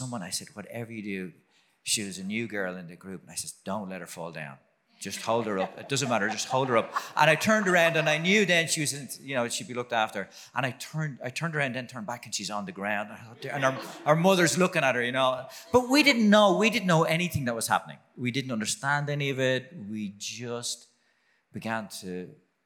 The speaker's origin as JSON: {"language": "English", "town": "Dublin", "region": "Leinster", "country": "Ireland", "tie": "born or raised there", "said": "I grew up in Dublin, a Catholic family, like just about everyone else"}